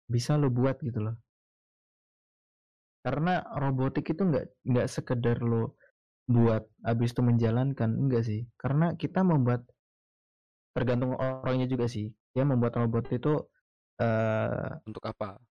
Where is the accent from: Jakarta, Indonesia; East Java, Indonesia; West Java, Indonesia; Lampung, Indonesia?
Lampung, Indonesia; Metro; karena menurut gua kota gua kan kota metro nih